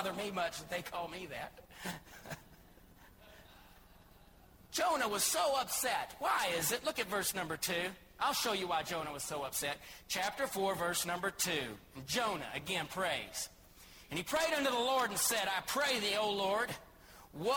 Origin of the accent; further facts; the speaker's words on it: Joshua, Texas, United States; moved away as an adult; now in Thailand; I love Texas in particular. And just more than just Texas, I love Joshua in particular. I love it here